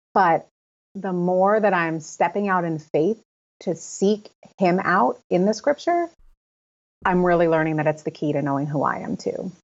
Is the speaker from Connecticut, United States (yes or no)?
yes; Connecticut, United States; I'm living still in my hometown in Connecticut.